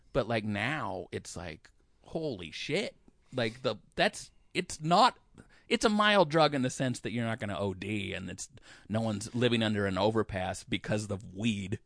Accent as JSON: {"language": "English", "town": "Olympia", "region": "Washington", "country": "United States", "said": "I said I was from Olympia"}